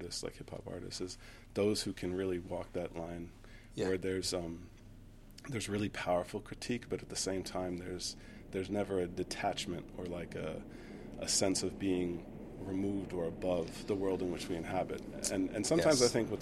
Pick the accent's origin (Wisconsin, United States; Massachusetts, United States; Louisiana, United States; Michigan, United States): Wisconsin, United States; Milwaukee; moved away as an adult; now in Chicago, United States; growing up in Milwaukee